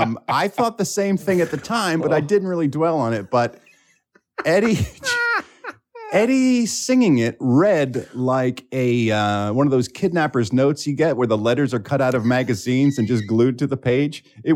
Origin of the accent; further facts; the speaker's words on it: Philadelphia, Pennsylvania, United States; my hometown of Philadelphia, Pennsylvania